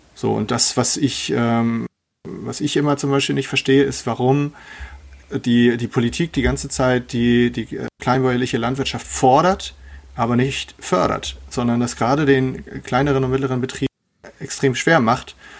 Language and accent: German; Germany; bei uns in Deutschland